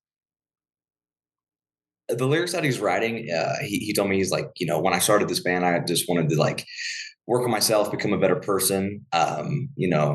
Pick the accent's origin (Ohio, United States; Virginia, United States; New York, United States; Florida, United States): Ohio, United States; about 30 minutes outside of Cincinnati; now in Denver, United States; I'm not from Colorado originally, I'm from Ohio, about 30 minutes outside of Cincinnati